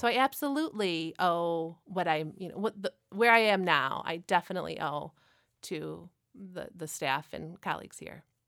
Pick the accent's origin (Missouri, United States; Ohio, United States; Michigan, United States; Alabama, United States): Michigan, United States; Frankenmuth; I actually grew up in Frankenmuth